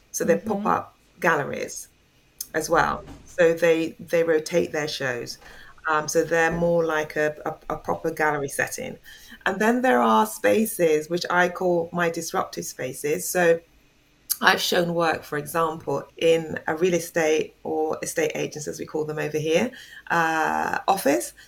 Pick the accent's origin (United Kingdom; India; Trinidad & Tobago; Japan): United Kingdom; England; also born or lived in Jamaica; now in London, United Kingdom; I am originally from Jamaica, but I came to England when I was quite a small child. So I've mm. lived here